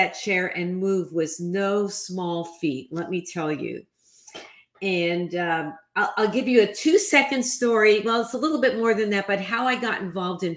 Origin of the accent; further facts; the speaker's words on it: New York City, New York, United States; I grew up in the New York City housing projects